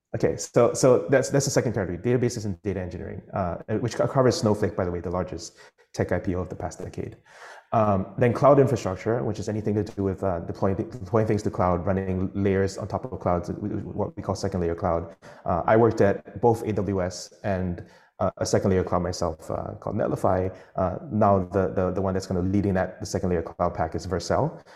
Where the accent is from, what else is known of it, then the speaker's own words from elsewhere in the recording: Singapore; I'm Singaporean